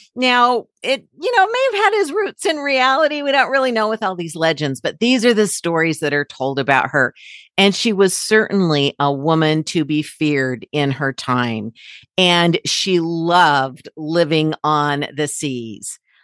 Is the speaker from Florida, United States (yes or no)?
no; Utah, United States; I'm from Utah